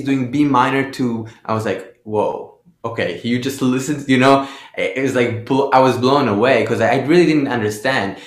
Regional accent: Haifa, Haifa District, Israel; I grew up in Haifa, so there wasn't a big scene there.

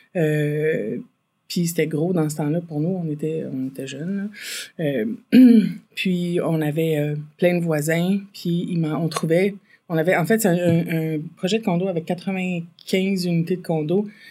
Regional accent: Farnham, Quebec, Canada; viens de Farnham. Euh, en fait, euh, entre Farnham, entre puis Saint-Césaire, sur le, la rivière euh, Yamaska, en fait, j'étais euh, j'ai grandi sous le bord de la rivière Yamaska.

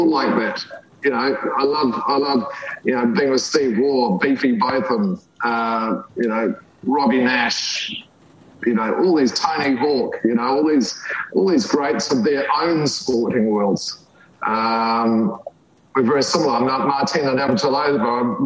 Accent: New Zealand; growing up in New Zealand, you know, down the road from us lived Sir Edmund Hillary

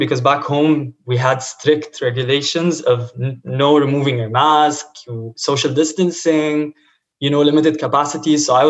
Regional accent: Lebanon; now in Houston, United States; Honestly, like when I came from Lebanon, the situation was also bad there.

